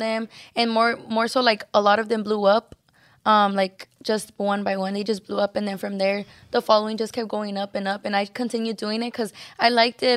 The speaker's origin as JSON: {"language": "English", "town": "Los Angeles", "region": "California", "country": "United States", "tie": "born or raised there", "also_born_or_lived": "San Antonio, Texas", "said": "we all came to California, to L"}